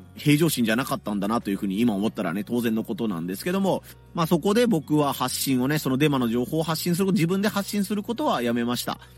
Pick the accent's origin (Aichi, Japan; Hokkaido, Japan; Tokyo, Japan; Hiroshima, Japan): Hiroshima, Japan; 地元広島